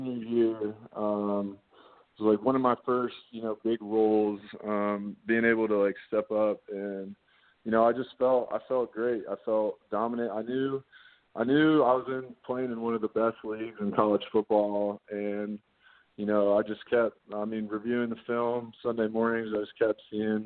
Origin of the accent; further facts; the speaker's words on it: Columbus, Ohio, United States; moved away as an adult; now in Chicago, United States; growing up in Ohio, I'm a Midwest guy